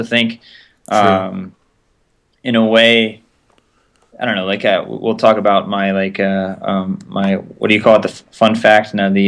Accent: Atlanta, Georgia, United States; now in Boston, United States; I grew up in Atlanta

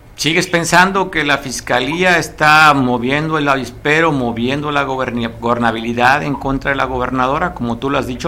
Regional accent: Mexico; somos los mexicanos

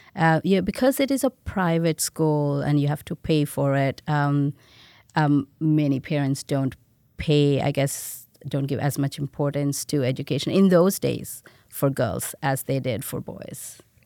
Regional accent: India; born or raised there; moved away as an adult; now in United States

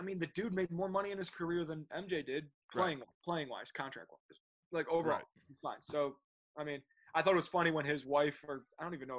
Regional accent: Chicago, Illinois, United States; growing up in Chicago.

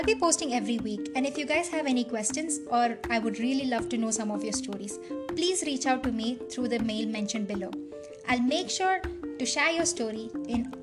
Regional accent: India; as Indian teen myself

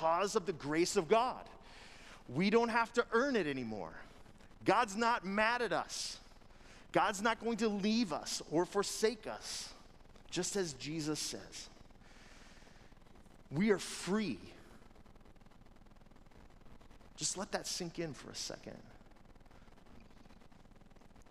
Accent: United States; we as Americans, as people who've been raised in the United States of America

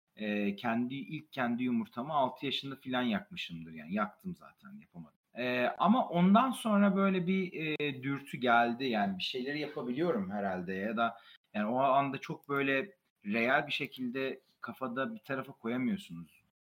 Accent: Gaziantep, Turkey; moved away as an adult; also born or lived in United States; Zaten doğma büyüme Gaziantep'liyim

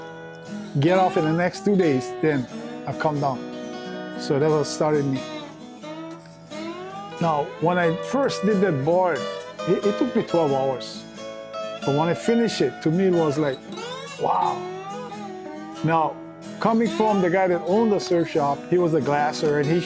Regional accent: Hawaii, United States; myself and another surfer from Hawaii

